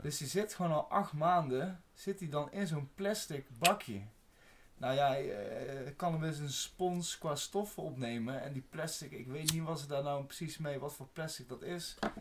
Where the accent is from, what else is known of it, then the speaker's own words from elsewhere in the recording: Netherlands; als Nederlander